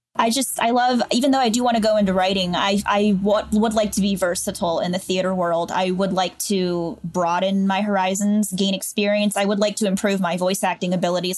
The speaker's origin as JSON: {"language": "English", "town": "Canfield", "region": "Ohio", "country": "United States", "also_born_or_lived": "Latrobe, Pennsylvania", "said": "I'm from Canfield, Ohio"}